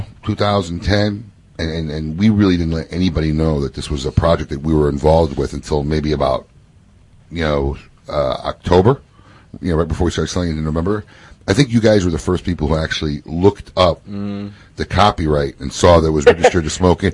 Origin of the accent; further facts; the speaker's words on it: Chicago, Illinois, United States; moved away as an adult; now in West Palm Beach, United States; I moved from Chicago here to West Palm Beach in 98. So I lived the first 26 years of my life there